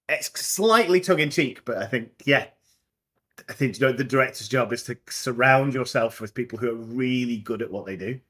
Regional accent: Scotland, United Kingdom; moved away; I'm Scottish and I went to school in Scotland.

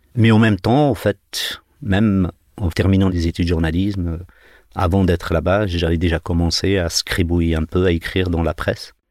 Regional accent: Algeria; now in France; Marseille-Alger ou Marseille-Bougie, pour, être plus près de, de, chez moi

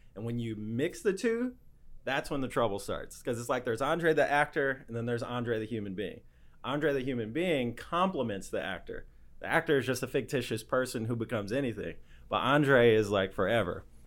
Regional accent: Indiana, United States; I grew up in Indiana, uh, in the Midwest.

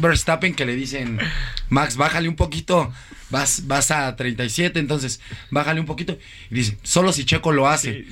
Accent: Mexico; Nosotros como mexicanos

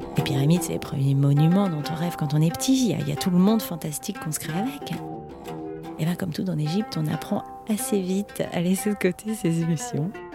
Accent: France; je suis française

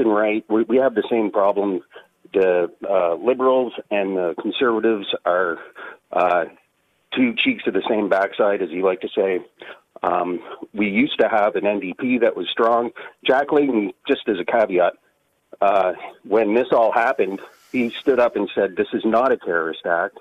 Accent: Canada; also born or lived in Ottawa; being a Canadian

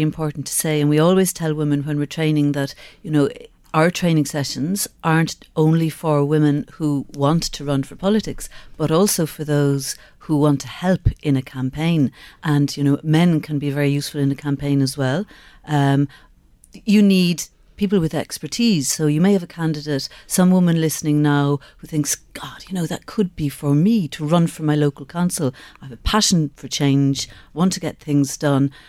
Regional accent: Skibbereen, Munster, Ireland; I grew up in Skibbereen.

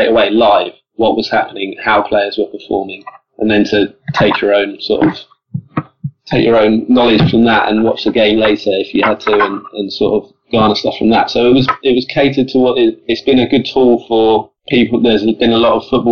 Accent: Colchester, East of England, United Kingdom; we're both from Colchester, so Essex, so nowhere near Birmingham

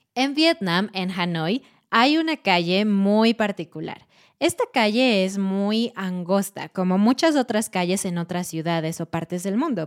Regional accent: Mexico; moved away; Siendo mexicana y habiendo vivido en México por 27 años

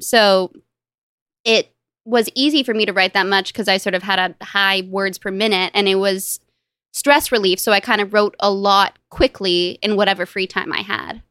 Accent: Los Angeles, California, United States; I grew up in Los Angeles with m, both my parents and my younger brother and my younger sister

